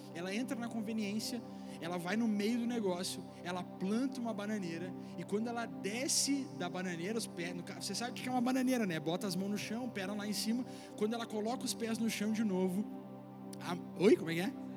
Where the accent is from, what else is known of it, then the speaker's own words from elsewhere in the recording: Viamão / Porto Alegre, Rio Grande do Sul, Brazil; nós que somos brasileiros, via, eh, porto-alegrenses, viamonenses do Rio Grande do Sul